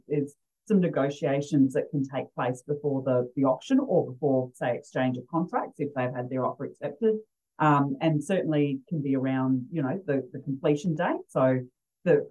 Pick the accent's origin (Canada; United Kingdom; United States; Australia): Australia; Adelaide, South Australia; I'm from originally from Adelaide